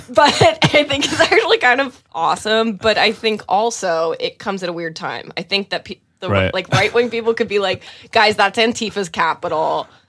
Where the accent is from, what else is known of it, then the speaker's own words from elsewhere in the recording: Midwest, United States; I'm from the Midwest.